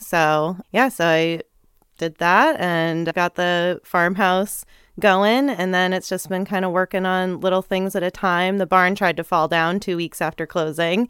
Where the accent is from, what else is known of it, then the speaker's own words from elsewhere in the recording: North Andover, Massachusetts, United States; moved away as an adult; also born or lived in New Hampshire / Burlington, Vermont; now in Vermont, United States; I grew up first in New Hampshire and Lakeside by Canopy Lake and, uh, then moved when I was in third grade over to North Andover, Mass